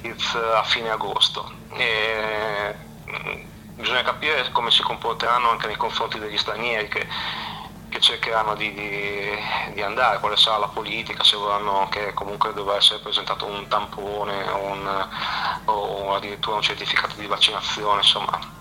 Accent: La Spezia, Liguria, Italy; io sono della Spezia

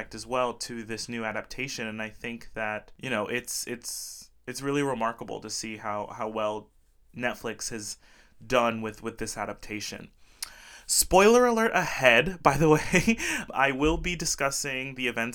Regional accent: Belize; moved away as an adult; also born or lived in Brazil; now in Olympia, United States; I was born in Brazil. Oimos brasileiros. But I moved to a little country called Belize when I was very young and lived most of my life there.

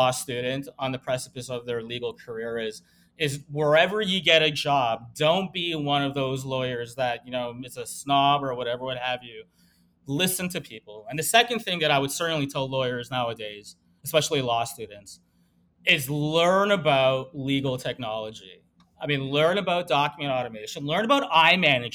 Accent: Canada; now in Miami, United States; we're Canadian

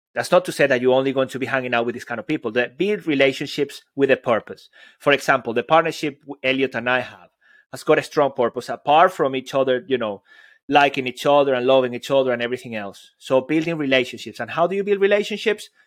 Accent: Venezuela; I'm Latin American, Venezuelan

